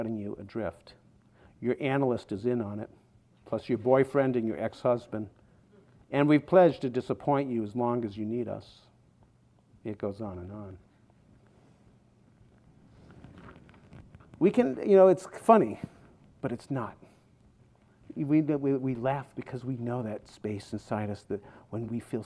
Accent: outside of Boston, Massachusetts, United States; When I was 16, growing up outside of Boston

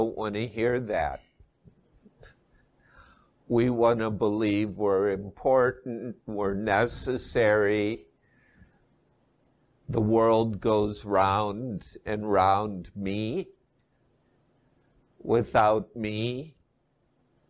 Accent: Midwest, United States; moved away as an adult; also born or lived in Asia; I was raised in the Midwest and I'm back living there after 20 years in Asia

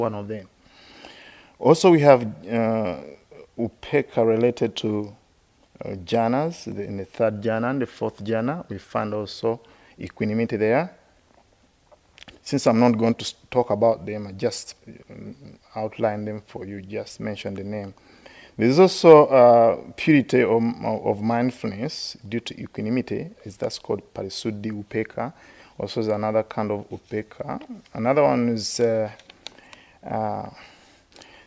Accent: Uganda; moved away as an adult; also born or lived in India / West Virginia, United States; now in United States; I grew up in Uganda, so when you grew up in Uganda, you are all the same

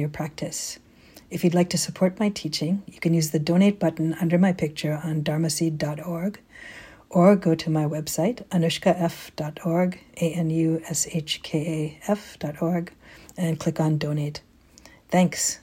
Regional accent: Baltimore, Maryland, United States; moved away as an adult; also born or lived in Sri Lanka; now in San Francisco, United States; I was born and raised on the East Coast

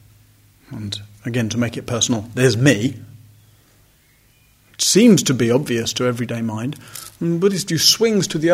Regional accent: United Kingdom; I'm male, I'm white, I'm British

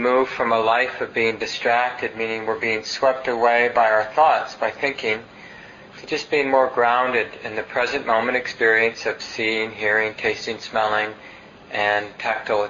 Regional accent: Minneapolis, Minnesota, United States; I grew up in North Minneapolis and there were train tracks nearby

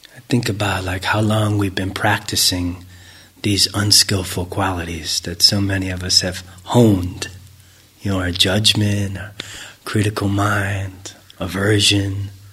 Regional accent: United States; growing up in America

